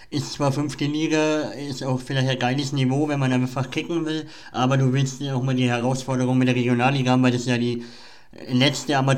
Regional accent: Nuremberg, Bavaria, Germany; Bayern, ja ich bin ja Franke, ich komme aus Nürnberg, also ja. wir sind ja keine Bayern, aber unser Bundesland ist schon echt schön.

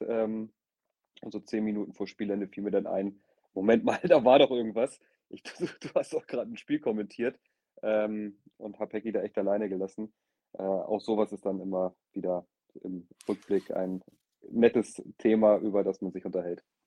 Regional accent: the North, Northern Germany, Germany; moved away as an adult; now in Nuremberg, Germany; ich natürlich im Norden geboren bin und mein ganzes Leben im Norden gelebt habe

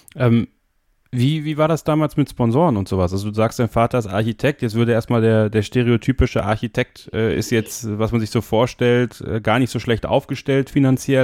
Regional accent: Germany; Bei uns in Deutschland

